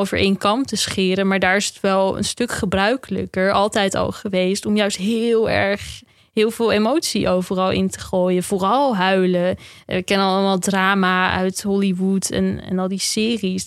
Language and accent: Dutch; Netherlands; Wij als Nederlanders zijn vrij nuchter